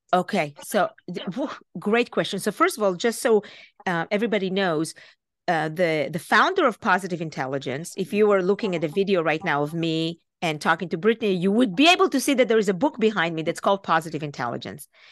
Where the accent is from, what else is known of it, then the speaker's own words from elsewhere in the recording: Israel; moved away as an adult; now in United States; I'm Israeli. I was born and raised in Israel.